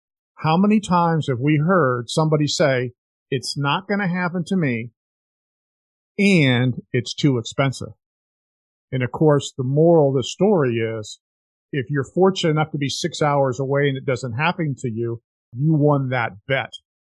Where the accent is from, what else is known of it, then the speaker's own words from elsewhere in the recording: Orlando, Florida, United States; I grew up in Orlando, which is obviously in the center part of the state of Florida.